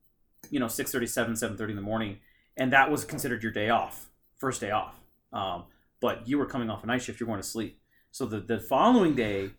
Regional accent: California, United States; moved away; I'm from California.

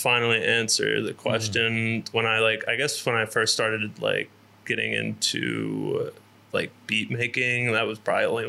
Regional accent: Cincinnati, Ohio, United States; moved away as an adult; also born or lived in Columbus, Ohio; now in Atlanta, United States; originally from Columbus, Ohio, and then moved to Cincinnati when I was 7 or 8. And then after that, 2 years ago, I moved to Atlanta, Georgia, and I live there now.

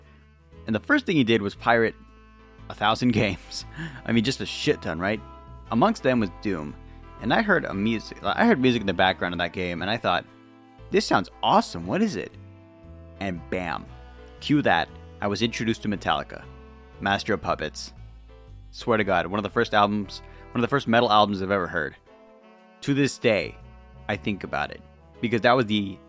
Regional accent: Lakewood, California, United States; I was born in Lakewood, California, you know, near Los Angeles

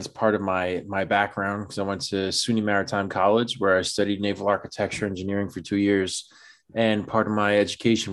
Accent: New York City, New York, United States; born and raised in the Bronx

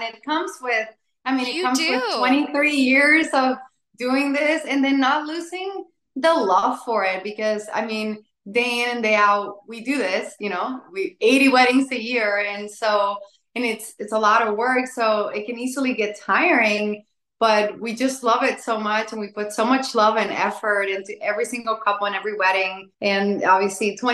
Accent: San Juan, Puerto Rico; now in Central Florida, United States; I was born and raised in San Juan, Puerto Rico.

